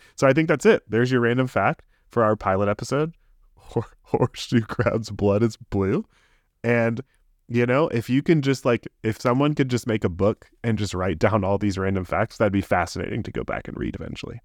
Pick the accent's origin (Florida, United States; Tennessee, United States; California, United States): Florida, United States; Tampa; moved away as an adult; now in Orlando, United States; I grew up in the Tampa area